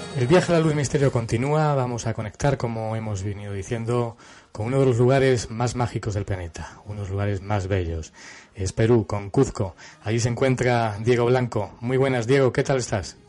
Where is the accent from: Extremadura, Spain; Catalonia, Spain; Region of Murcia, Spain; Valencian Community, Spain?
Extremadura, Spain; Cáceres; una ciudad donde yo nací, que es Cáceres